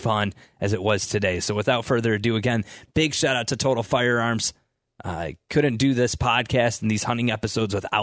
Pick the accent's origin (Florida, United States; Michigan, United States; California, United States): Michigan, United States; Detroit; I grew up in Detroit until I was about 8, 9 years old. I lived in Detroit